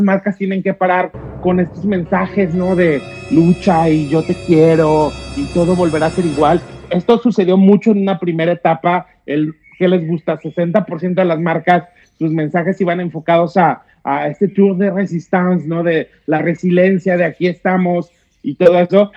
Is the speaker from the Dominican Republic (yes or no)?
no; Mexico; como mexicanos